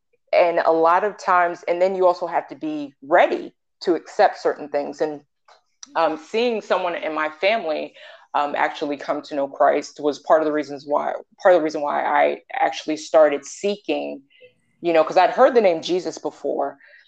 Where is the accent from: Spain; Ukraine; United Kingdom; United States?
United States; New York; I'm from New York and God brought me down here.